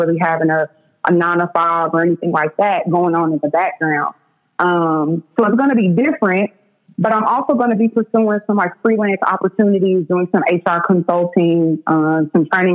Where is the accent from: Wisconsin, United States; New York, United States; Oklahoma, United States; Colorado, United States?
Oklahoma, United States; Oklahoma City; I'm born and raised in Oklahoma City, shout out to the East Side